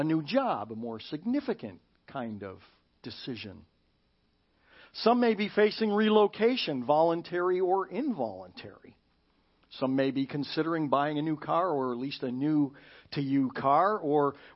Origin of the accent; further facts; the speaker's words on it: Chicago suburbs, Illinois, United States; moved away; I was from Chicago suburbs.